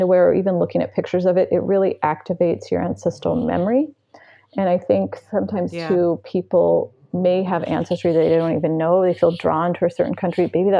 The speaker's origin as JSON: {"language": "English", "country": "United States", "said": "I'm American"}